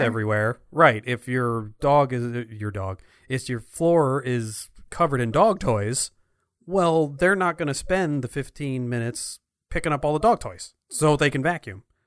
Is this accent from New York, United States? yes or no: no; Clifton, New Jersey, United States; when I was growing up in Clifton, New Jersey